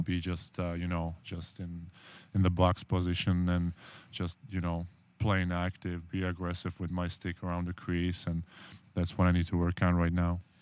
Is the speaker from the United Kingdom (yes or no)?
no; Czechia; English is a second language; moved away; I'm from Czech Republic